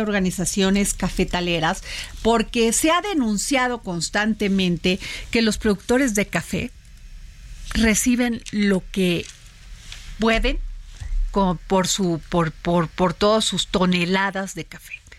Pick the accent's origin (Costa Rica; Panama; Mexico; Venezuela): Mexico; Veracruz; somos veracruzanos